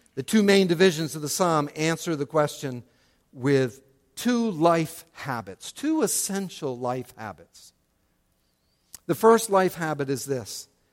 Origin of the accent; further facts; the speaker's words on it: United States; as American